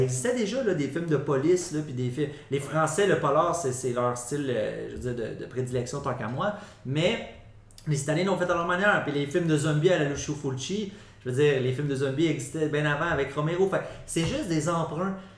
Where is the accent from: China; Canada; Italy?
Canada; Quebec; on est québécois, on a notre culture